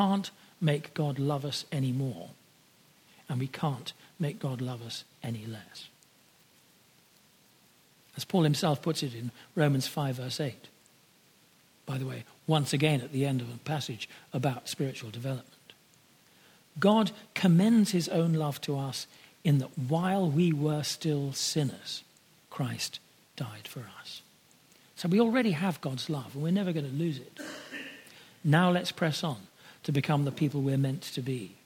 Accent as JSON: {"language": "English", "country": "United Kingdom", "tie": "born or raised there", "said": "like myself, of being born British"}